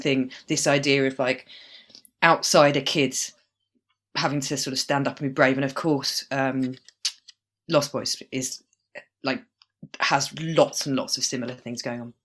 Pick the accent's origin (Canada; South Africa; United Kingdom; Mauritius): United Kingdom; growing up in Britain and being the age I am